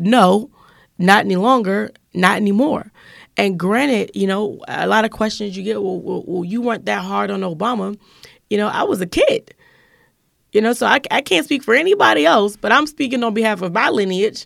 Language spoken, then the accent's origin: English; Washington, District of Columbia, United States; born and raised in Southeast Washington